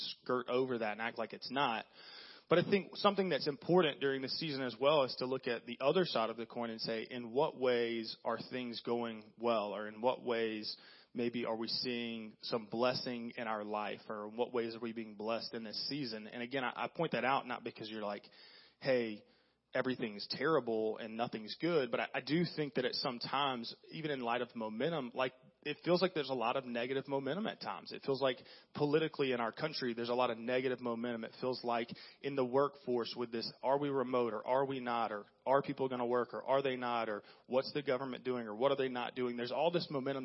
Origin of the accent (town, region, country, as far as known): the South, United States; born or raised there